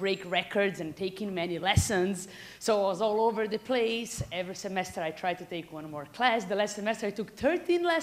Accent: Brazil; moved away as an adult; also born or lived in Silicon Valley; I'm from Brazil

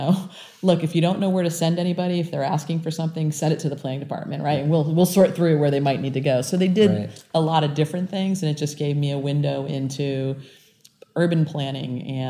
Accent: Hawaii, United States; born there; I was born in Hawaii. I'm a Navy brat

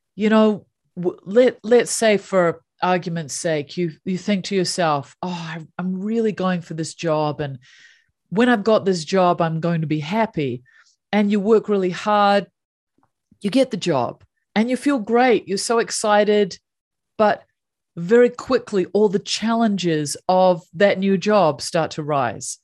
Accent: New Zealand; So I grew up in New Zealand

